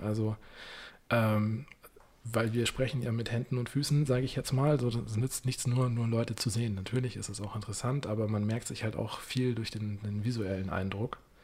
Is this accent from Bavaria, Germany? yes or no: yes; Munich, Bavaria, Germany; wie man das als Münchner kennt, als Kind mit den Großeltern mal hier im Winter im Zirkus Krone